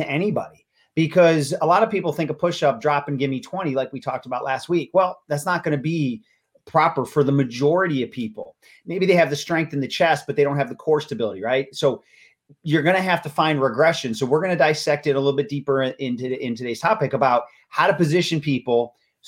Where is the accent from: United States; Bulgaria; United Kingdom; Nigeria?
United States; Buffalo, New York; now in Florida, United States; I'm originally from Buffalo. Go Bills. Live in Florida, but I'm still from Buffalo.